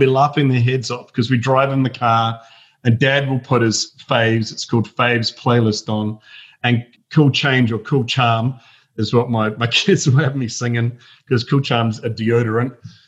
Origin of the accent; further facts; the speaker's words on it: Huapai, Auckland, New Zealand; moved away; But I grew up in rural New Zealand. I'm not Australian.